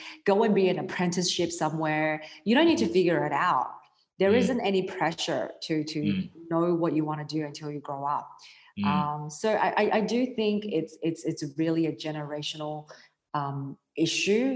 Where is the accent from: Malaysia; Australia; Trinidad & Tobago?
Australia; growing up in Australia